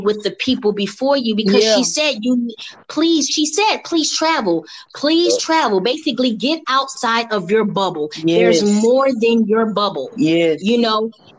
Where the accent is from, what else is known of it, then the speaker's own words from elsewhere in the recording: Philadelphia, Pennsylvania, United States; moved away as an adult; now in Atlanta, United States; When I moved from Philadelphia to here